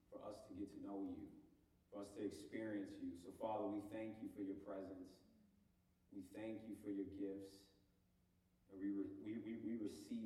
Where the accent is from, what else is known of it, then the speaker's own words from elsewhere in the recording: Homewood, Illinois, United States; moved away as an adult; I moved from Chicago, the south suburbs of Chicago. I'm originally from, I'm sure I got some suburbanites in here, but near Homewood. And I moved here at 18 to go to school.